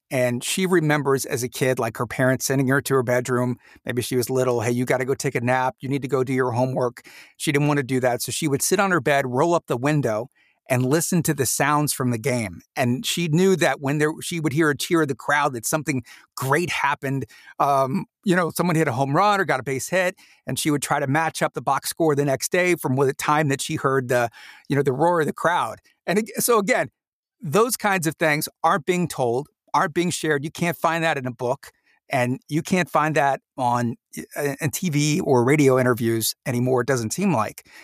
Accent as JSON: {"language": "English", "town": "Mansfield", "region": "Ohio", "country": "United States", "tie": "born or raised there", "also_born_or_lived": "Orlando, Florida", "said": "after we moved from Orlando, we went back to Ohio where I was born"}